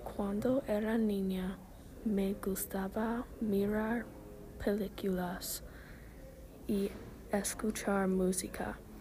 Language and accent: Spanish; Oklahoma, United States; Cuando era niña, viví en Oklahoma. Ahora vivo en Oklahoma.